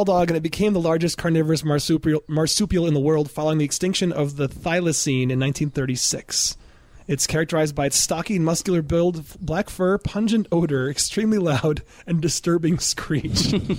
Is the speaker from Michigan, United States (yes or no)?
yes; Michigan, United States; I'm from Michigan